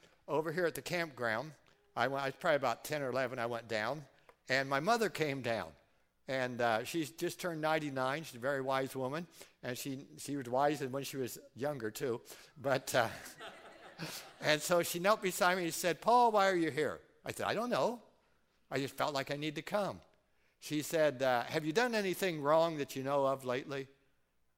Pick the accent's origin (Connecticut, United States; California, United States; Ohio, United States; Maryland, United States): Ohio, United States; Fort Recovery; I grew up in Fort Recovery, and, you know, there's a fort there, and there's a monument, and right there in that circle is the house I grew up until seventh grade